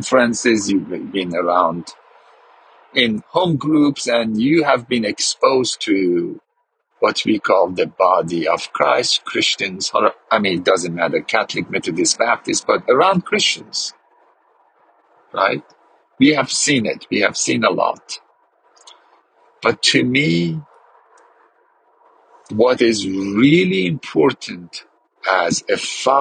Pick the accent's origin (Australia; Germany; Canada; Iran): Iran; I grew up in Iran and grew up as a Muslim